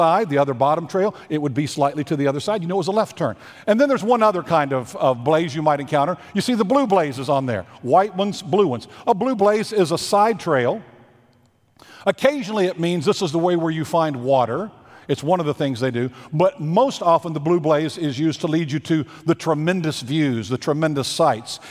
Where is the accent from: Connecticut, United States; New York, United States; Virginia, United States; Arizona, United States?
Virginia, United States; I grew up in Virginia about a mile and a half from a place on the Blue Ridge Parkway